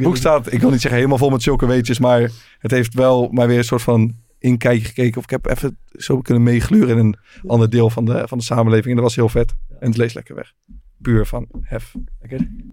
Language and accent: Dutch; Netherlands; het is Hoofdvliet, 20, 25 kilometer van waar ik ben opgegroeid